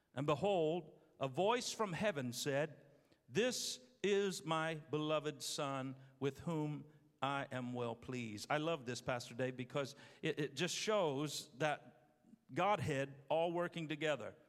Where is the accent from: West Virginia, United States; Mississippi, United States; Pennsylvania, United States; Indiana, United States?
Indiana, United States; Terre Haute; moved away; I'm from Terre Haute, Indiana.